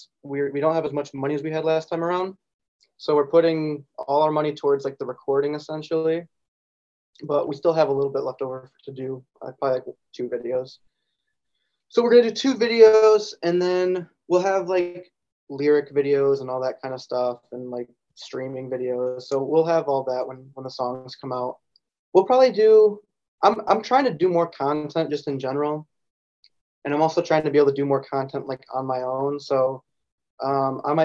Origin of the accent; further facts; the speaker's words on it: Grand Rapids, Michigan, United States; We're from Grand Rapids, Michigan